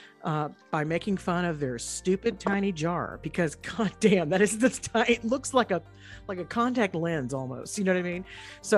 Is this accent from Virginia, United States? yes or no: no; Texas, United States; I'm not Appalachian, I'm Texan